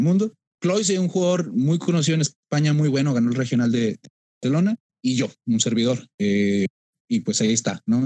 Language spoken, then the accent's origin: Spanish; Monterrey, Nuevo León, Mexico; soy de Monterrey